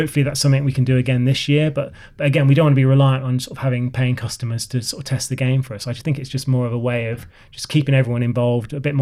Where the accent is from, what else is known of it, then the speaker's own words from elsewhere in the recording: Oxford, South East England, United Kingdom; moved away; I'm sort of from Oxford Way originally.